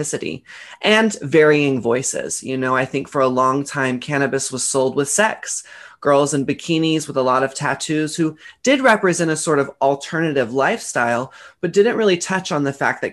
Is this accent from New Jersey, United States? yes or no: no; Dallas, Texas, United States; I grew up in Dallas, Texas